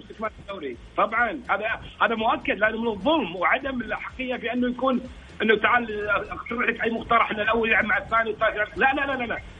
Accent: Kuwait; عندنا في الكويت

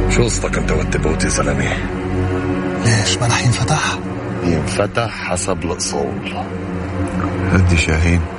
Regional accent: Jeddah, Makkah Province, Saudi Arabia; now in Jazan, Saudi Arabia; انا من جده بس حاليا بجازان

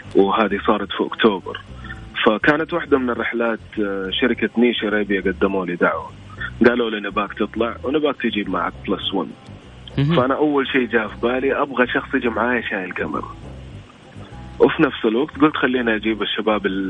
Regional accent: Saudi Arabia; عندنا في السعوديه

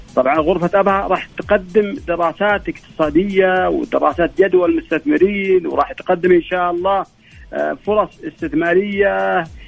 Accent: Asir, Saudi Arabia; عندنا في عسير

